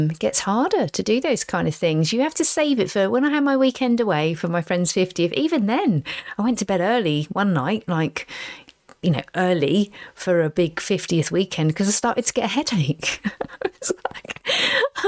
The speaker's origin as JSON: {"language": "English", "town": "Basingstoke", "region": "South East England", "country": "United Kingdom", "tie": "born or raised there", "also_born_or_lived": "Reading", "said": "where I grew up in Basingstoke"}